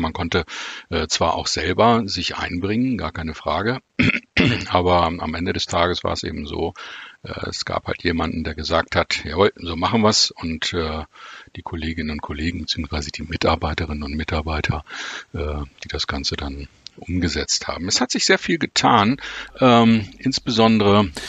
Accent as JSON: {"language": "German", "town": "Wolfsburg", "region": "Lower Saxony", "country": "Germany", "tie": "born or raised there", "said": "ich äh, bin tatsächlich in Wolfsburg geboren, ähm, obwohl meine Wurzeln, eh, also familiären Wurzeln in Hamburg sind und in, im weiteren norddeutschen Raum."}